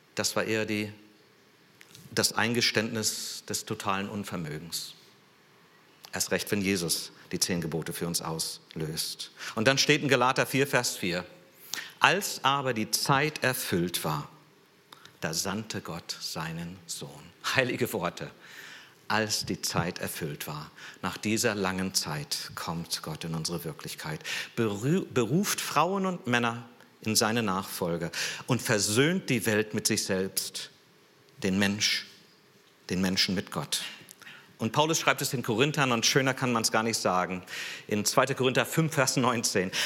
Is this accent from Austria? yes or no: no; San Jose, California, United States; moved away; ich bin in San Jose aufgewachsen, also in Silicon Valley